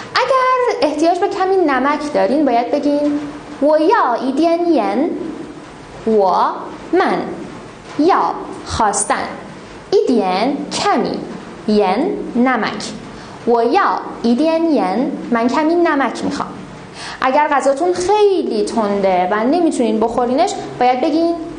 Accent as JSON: {"language": "Persian", "country": "Iran", "said": "به عنوان یک ایرانی اصیل"}